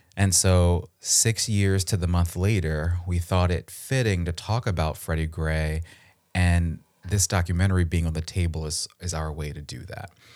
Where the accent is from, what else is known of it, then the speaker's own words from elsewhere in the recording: Baltimore County, Maryland, United States; I'm from Baltimore. I'm actually from the county, not the city